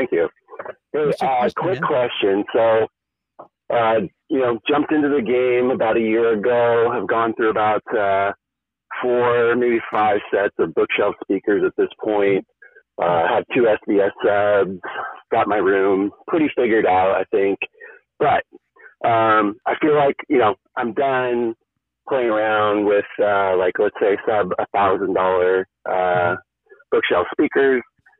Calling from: California, United States; I'm in Orange County, California.

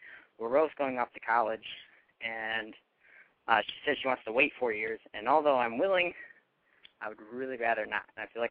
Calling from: Connecticut, United States; Hi. I'm from Connecticut, and I'm 18, and I have relationship problems that hasn't even started.

